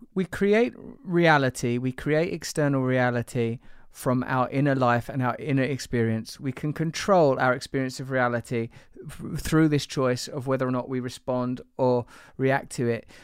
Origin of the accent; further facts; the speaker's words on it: United Kingdom; I'm British.